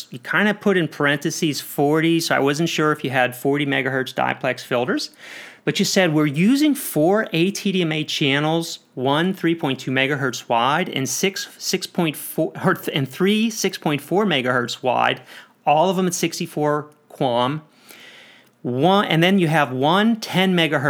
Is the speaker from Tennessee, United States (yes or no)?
no; Pennsylvania, United States; now in Atlanta, United States; I'm also from Pennsylvania